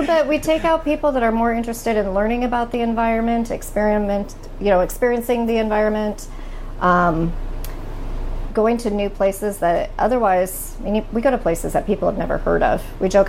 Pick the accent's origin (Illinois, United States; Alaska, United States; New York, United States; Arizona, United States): Alaska, United States; Anchorage; I grew up in Peters Creek, which doesn't have a zip code, but it's in the municipality of Anchorage, South Central Alaska. It's on the road system.